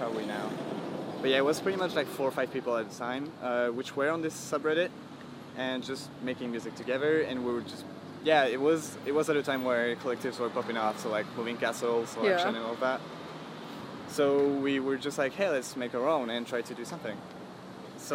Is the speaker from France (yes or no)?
yes; France; English is a second language